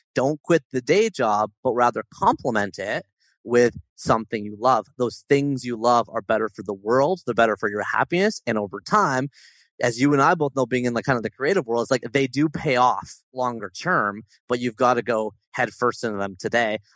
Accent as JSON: {"language": "English", "town": "Toronto", "region": "Ontario", "country": "Canada", "tie": "born or raised there", "said": "my hometown of Toronto"}